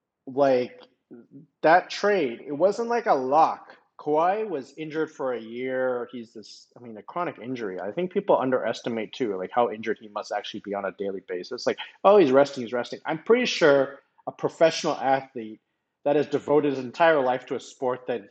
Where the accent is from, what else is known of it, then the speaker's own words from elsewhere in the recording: Toronto, Ontario, Canada; moved away; I'm from Toronto.